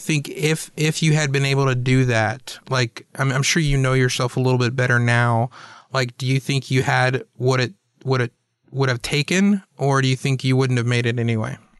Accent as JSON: {"language": "English", "town": "Atlanta", "region": "Georgia", "country": "United States", "tie": "born or raised there", "also_born_or_lived": "Chattanooga, Tennessee", "said": "I was born in Chattanooga, but then my parents moved down to Atlanta about a year later"}